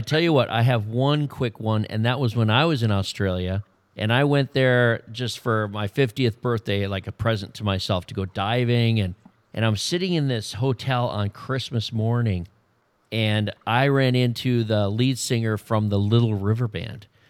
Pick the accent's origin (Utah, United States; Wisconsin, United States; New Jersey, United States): Wisconsin, United States; moved away; I'm from Wisconsin